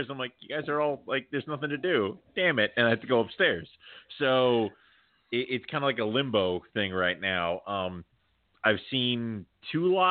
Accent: Scotland, United Kingdom; No, I'm Scottish.

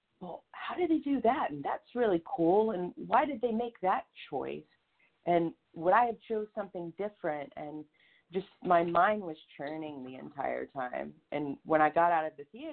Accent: the South, United States; also born or lived in North Carolina / South Carolina; So I grew up in the South. I grew up in North Carolina and South Carolina.

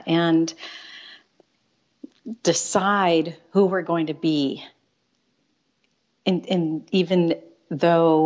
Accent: Chicago, Illinois, United States; moved away as an adult; back home to Chicago, which is my hometown

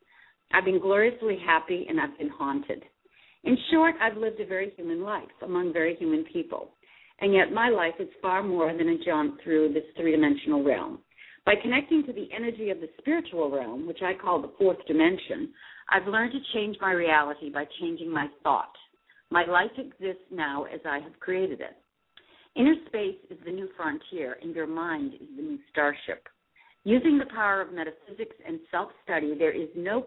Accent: Westport, Massachusetts, United States; moved away as an adult; I left my hometown of Westport, Massachusetts, for a life as a stewardess with United Airlines

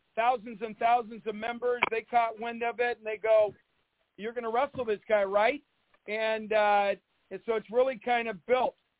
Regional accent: Spokane, Washington, United States; my hometown of Spokane and my high school

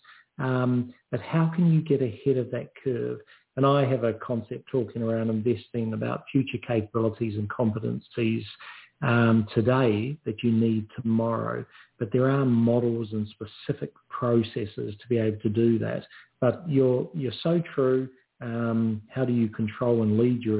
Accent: New Zealand; now in Australia; I'm a New Zealander

